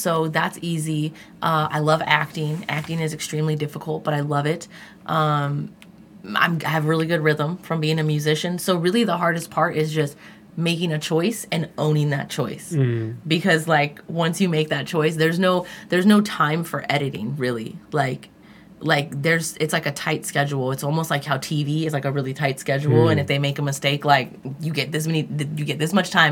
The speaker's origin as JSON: {"language": "English", "region": "California", "country": "United States", "said": "I'm from California"}